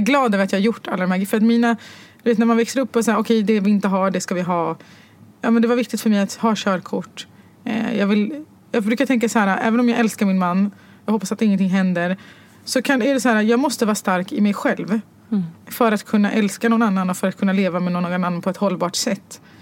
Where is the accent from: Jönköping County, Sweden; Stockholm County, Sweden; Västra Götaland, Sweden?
Stockholm County, Sweden; Stockholm; also born or lived in Morocco; jag var född och uppvuxen på Götgatan